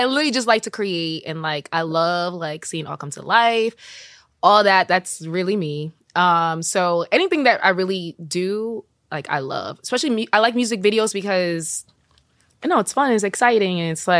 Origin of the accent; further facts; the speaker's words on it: New York, United States; I am Jamaican and from New York.